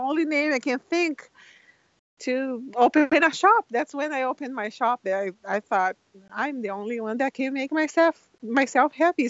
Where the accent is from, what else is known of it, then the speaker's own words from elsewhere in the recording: Brazil; now in Washington, United States; I moved here from Brazil, and I live in Washington, and it's gray a lot. The skies are gray. And I was a little sad to be here, and my family is all in Brazil.